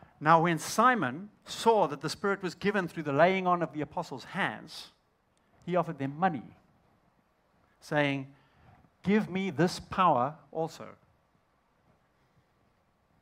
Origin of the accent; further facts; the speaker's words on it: Zimbabwe; accent: Southern African; I'm actually from Zimbabwe